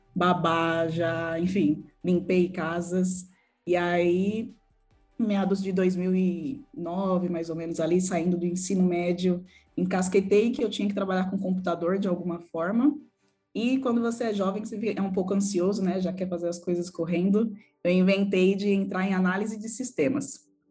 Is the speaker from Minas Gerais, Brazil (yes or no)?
no; São Paulo, Brazil; also born or lived in Perus, São Paulo; Nasci em Perus, cresci no bairro do Jaraguá, que é um bairro periférico de São Paulo onde morei lá até meus 27 anos